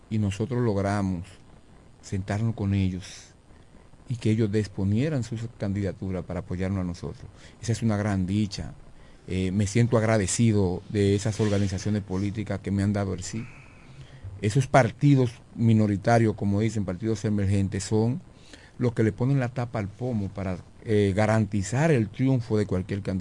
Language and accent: Spanish; Villa Hermosa, La Romana, Dominican Republic